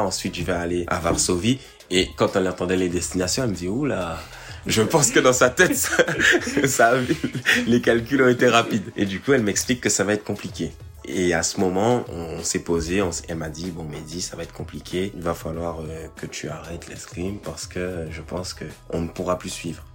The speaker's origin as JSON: {"language": "French", "country": "Guadeloupe", "tie": "born or raised there", "moved": "yes", "lives_now": "Paris, France", "said": "je vis à Paris et je suis originaire de la Guadeloupe"}